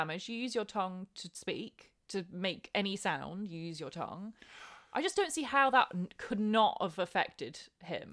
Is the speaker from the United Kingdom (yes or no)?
yes; England, United Kingdom; as an English person